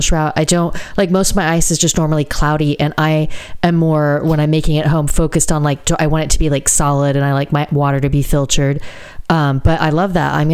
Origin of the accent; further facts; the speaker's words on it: United States; moved away; I'm American